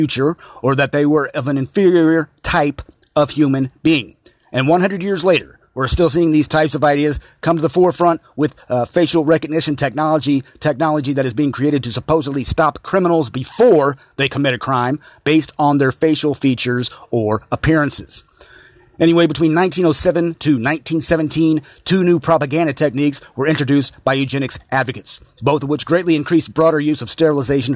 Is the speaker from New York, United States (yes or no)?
no; Indiana, United States; my home state of Indiana